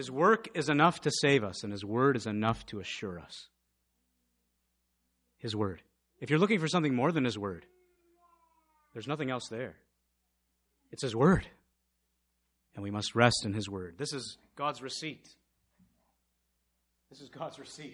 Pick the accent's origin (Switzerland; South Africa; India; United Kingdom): India; moved away; I'm from India